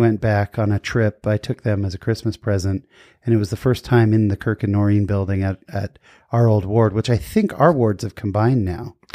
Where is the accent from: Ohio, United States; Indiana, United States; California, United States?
California, United States; San Jose; born or raised there